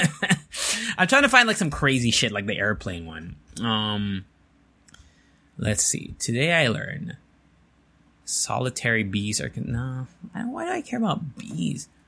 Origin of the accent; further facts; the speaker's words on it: United States; moved away; I grew up in America